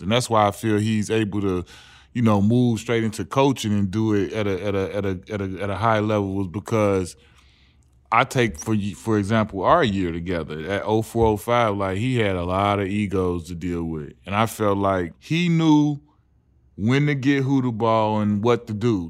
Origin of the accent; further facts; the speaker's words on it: Chicago, Illinois, United States; moved away as an adult; also born or lived in Los Angeles / Phoenix; we come from Chicago.